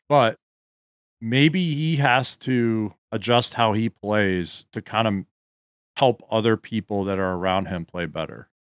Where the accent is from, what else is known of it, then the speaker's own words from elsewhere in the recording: Gaithersburg, Maryland, United States; I grew up in Gaithersburg